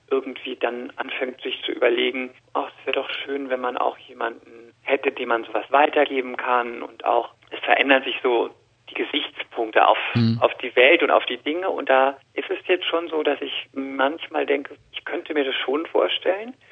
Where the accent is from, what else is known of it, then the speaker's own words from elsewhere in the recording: Rhineland-Palatinate, Germany; accent: Palatine; ich bin eine Christin, ich komme aus der Palz